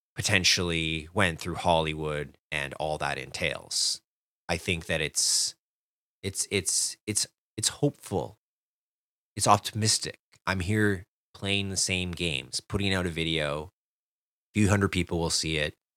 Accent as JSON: {"language": "English", "country": "Canada", "said": "I'm a Canadian"}